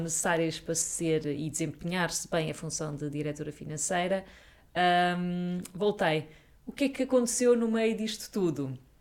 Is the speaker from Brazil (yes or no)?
no; Sintra, Lisbon, Portugal; nasci a minha vida toda, vivi a minha vida toda na Serra das Minas